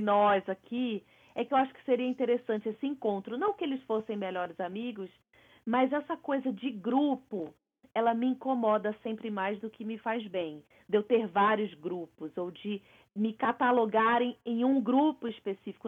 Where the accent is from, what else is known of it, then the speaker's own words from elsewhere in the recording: Brazil; moved away as an adult; Eu passei a minha vida inteira no Brasil